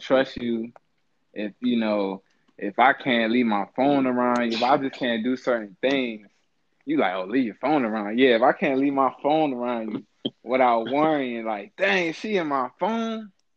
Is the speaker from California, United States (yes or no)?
no; Chesapeake, Virginia, United States; I'm a Virginia Beach guy. I'm from Chesapeake